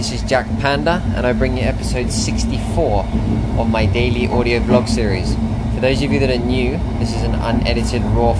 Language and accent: English; Spain; moved away; I'm going to be arriving late in Spain, in my hometown. I'm super excited because I'm visiting my parents, my brothers.